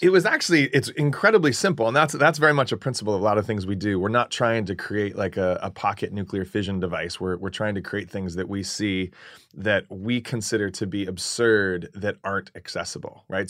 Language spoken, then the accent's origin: English; Phoenix, Arizona, United States; also born or lived in California; Phoenix, Arizona. I was born in California. I'm a native Californian, grew up in, in Phoenix.